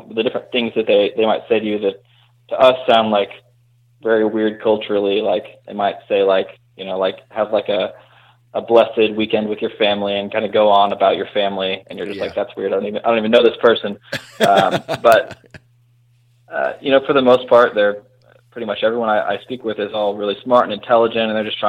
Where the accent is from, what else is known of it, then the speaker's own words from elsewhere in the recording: Oklahoma City, Oklahoma, United States; I'm from Oklahoma City, Oklahoma